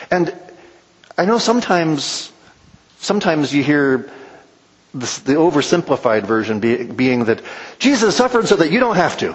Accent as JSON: {"language": "English", "region": "California", "country": "United States", "tie": "born or raised there", "said": "I grew up in California"}